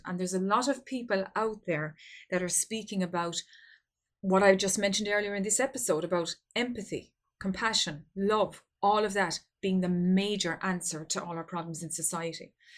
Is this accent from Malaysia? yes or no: no; Ireland; here in my home country of Ireland.